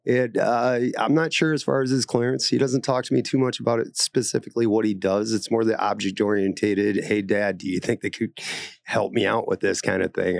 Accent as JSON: {"language": "English", "town": "Aberdeen", "region": "South Dakota", "country": "United States", "moved": "yes", "said": "I'm originally from Aberdeen, South Dakota."}